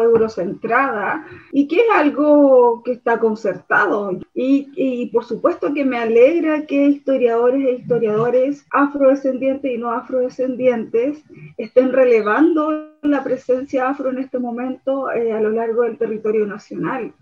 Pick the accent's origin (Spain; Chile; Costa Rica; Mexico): Chile; somos chilenos y que como chilenos